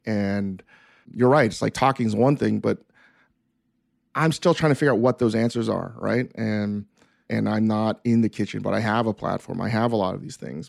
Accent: New York City, New York, United States; moved away as an adult; now in Los Angeles, United States; where I grew up in the East Coast and in New York City

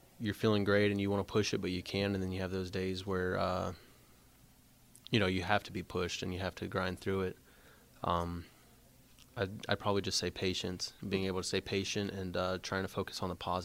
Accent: Alvin, Texas, United States; also born or lived in Friendswood, Texas; growing up in Alvin, I mean, I feel like it was just any other city, small town city

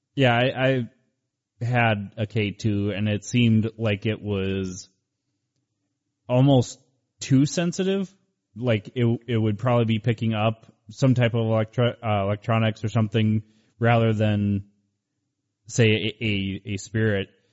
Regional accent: Cleveland, Ohio, United States; moved away; I'm originally from Cleveland, Ohio

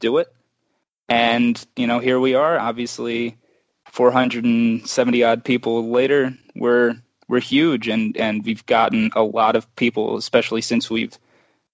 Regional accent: United States; being an American fan of the team

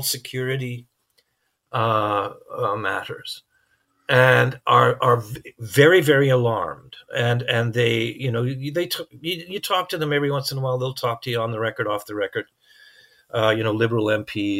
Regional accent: Canada; as a Canadian

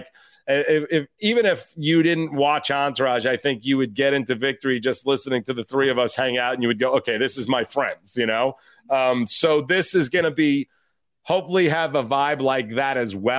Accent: New York, United States; as a New Yorker

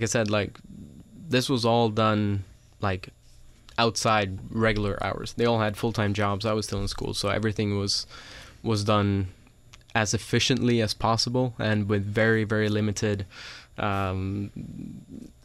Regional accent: Sweden; moved away as an adult; now in United States; I grew up in Europe, I'm from Sweden, and raced over there

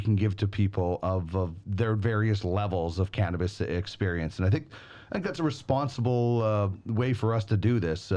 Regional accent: Brandon, Manitoba, Canada; the street in where I grew up in Brandon, Manitoba

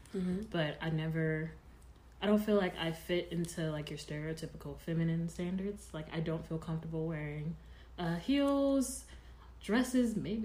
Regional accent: Marshall, Texas, United States; moved away as an adult; now in Dallas, United States; Originally, I'm from Marshall, Texas, mm-hmm. East Texas

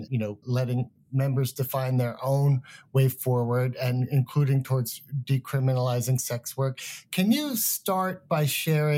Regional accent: United States; I'm American, grew up here

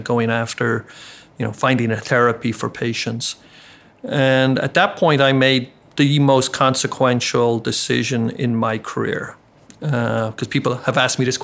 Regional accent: Ireland; moved away as an adult; also born or lived in Baltimore; now in Chicago, United States; I grew up in Ireland

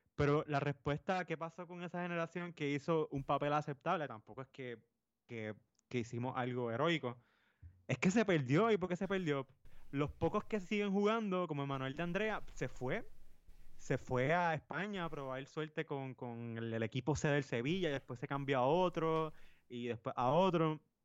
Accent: Puerto Rico; nosotros somos puertorriqueños

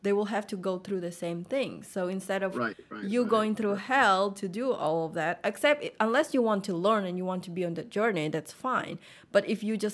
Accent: Russia; moved away as an adult; now in United States; I was born pretty much in Russia, but my parents are Vietnamese and they moved there and then I was born. So that's where I grew up my whole life

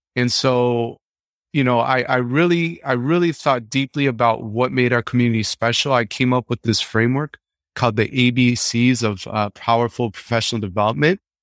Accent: Chicago, Illinois, United States; growing up in Chicago

